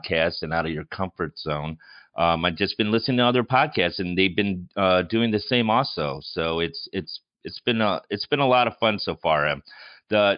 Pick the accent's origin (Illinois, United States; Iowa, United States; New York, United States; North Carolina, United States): Illinois, United States; Chicago; accent: Chicago; my Chicago accent